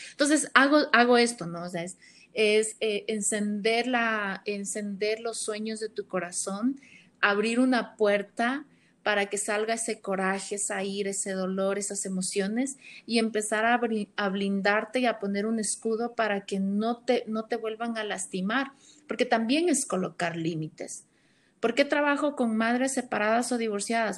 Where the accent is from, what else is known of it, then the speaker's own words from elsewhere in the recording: Ecuador; soy de Ecuador